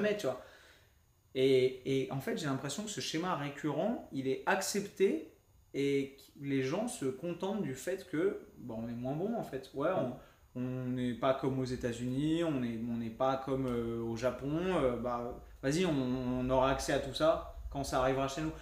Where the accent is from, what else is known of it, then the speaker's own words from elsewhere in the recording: France; parce qu'on est français, on est râler